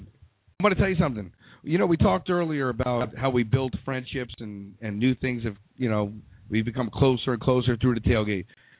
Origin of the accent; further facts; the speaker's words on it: New York, United States; now in Fort Lauderdale, United States; I'm from New York. Of course I'm from New York.